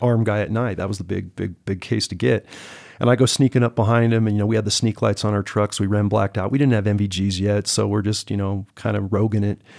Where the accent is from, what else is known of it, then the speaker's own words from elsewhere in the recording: Silicon Valley, California, United States; moved away as an adult; now in Montana, United States; I'm originally from the Silicon Valley of California